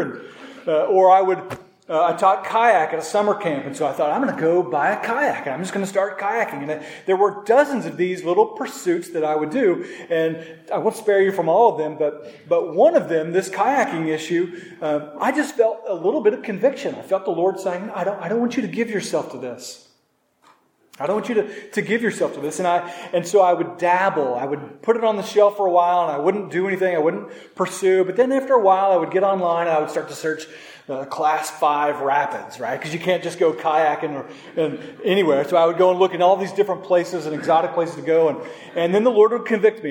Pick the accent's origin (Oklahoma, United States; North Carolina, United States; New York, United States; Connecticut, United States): Oklahoma, United States; Norman; moved away; in Norman, in this 5K, one of my first 5Ks, going back to my hometown